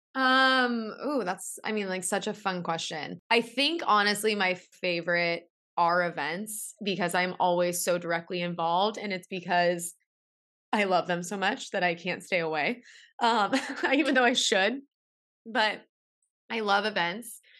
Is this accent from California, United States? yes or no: yes; San Diego, California, United States; I'm from San Diego